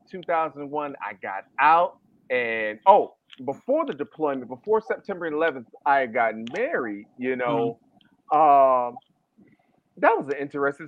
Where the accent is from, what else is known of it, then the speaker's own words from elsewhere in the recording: Atlanta, Georgia, United States; also born or lived in Chicago; I grew up in Atlanta. Like we came down here when I was 4 or 5